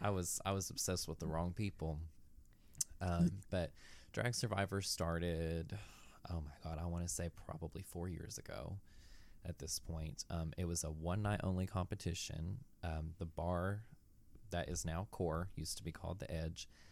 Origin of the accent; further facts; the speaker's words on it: Knoxville, Tennessee, United States; I'm from Knoxville, Tennessee